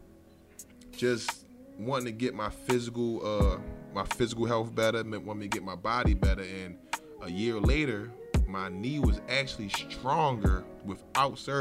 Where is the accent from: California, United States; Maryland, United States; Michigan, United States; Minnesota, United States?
Maryland, United States; Baltimore; I'm from West Baltimore, the Zone 21, Poplar Grove area. And I grew up around there my whole life.